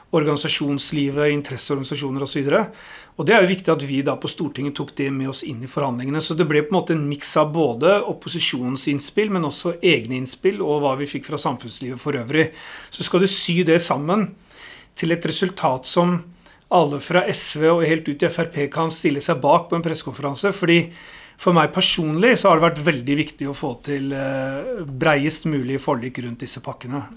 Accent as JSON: {"language": "Norwegian", "region": "Oslo", "country": "Norway", "tie": "born or raised there", "said": "jeg er jo født og oppvokst i Oslo, så jeg er ordentlig Oslo-gutt"}